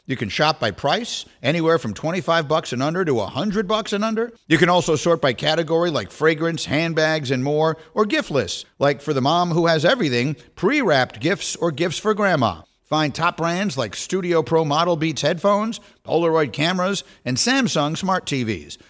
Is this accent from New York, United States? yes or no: yes; New York City, New York, United States; I grew up in New York City and in New York.